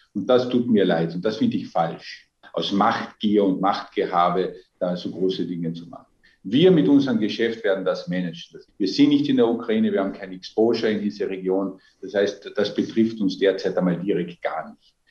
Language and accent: German; Austria; Als Österreicher